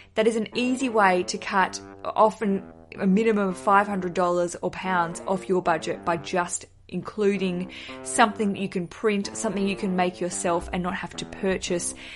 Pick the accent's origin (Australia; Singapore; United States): Australia; as an Australian visiting America